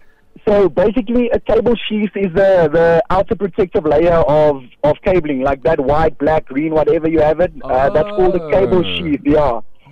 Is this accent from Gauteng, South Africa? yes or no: yes; Johannesburg, Gauteng, South Africa; I'm from Joburg, Riddipwood side.